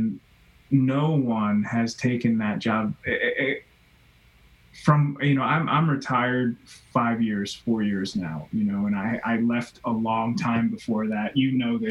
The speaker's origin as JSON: {"language": "English", "region": "New Jersey", "country": "United States", "tie": "born or raised there", "said": "being a kid growing up in New Jersey"}